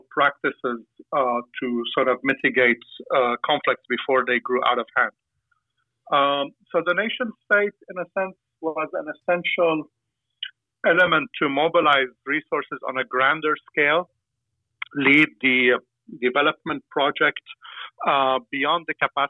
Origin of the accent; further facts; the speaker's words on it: Aleppo, Aleppo Governorate, Syria; I come from a family in Aleppo